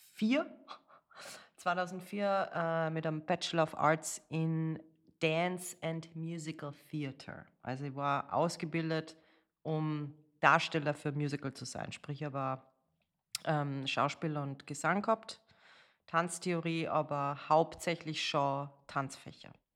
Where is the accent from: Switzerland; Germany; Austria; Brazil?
Austria; Salzburg; moved away as an adult; also born or lived in Amsterdam / New York / Las Vegas / Los Angeles; ich bin in Salzburg geboren, äh, habe in der Ballettschule von meiner Mama